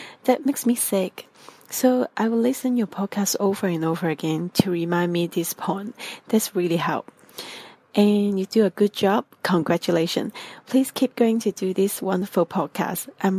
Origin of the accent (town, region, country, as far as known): Hong Kong; English is a second language